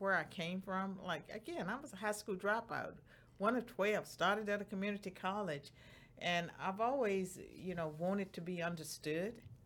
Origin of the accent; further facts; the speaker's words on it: Roanoke, Virginia, United States; moved away; in Roanoke, Virginia, and Bedford County, the place where I grew up.